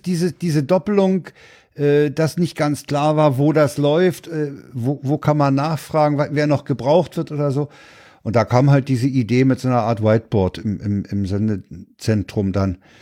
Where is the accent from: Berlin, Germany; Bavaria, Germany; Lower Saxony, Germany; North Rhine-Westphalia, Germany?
Berlin, Germany; ich war ja Berliner